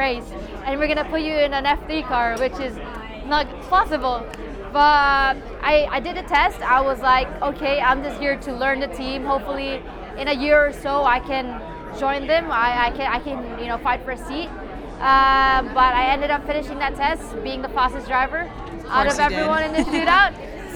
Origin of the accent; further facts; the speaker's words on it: Philippines; coming from Philippines